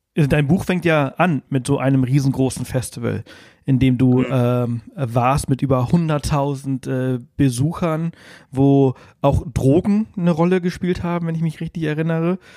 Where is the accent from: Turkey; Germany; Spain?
Spain; moved away; Also ich bin halt in Spanien aufgewachsen